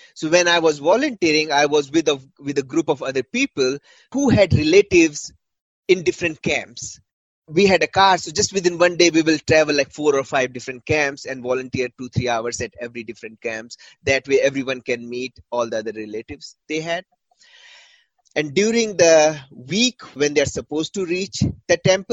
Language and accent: English; Uttar Pradesh, India; also born or lived in Rajasthan; I grew up in Uttar Pradesh